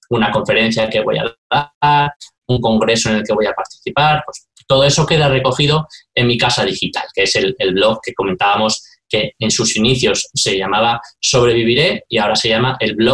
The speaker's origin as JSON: {"language": "Spanish", "town": "San Sebastián", "region": "Basque Country", "country": "Spain", "said": "Yo cuando me si he hecho algo en falta de las grandes ciudades, porque yo vengo de San Sebastián"}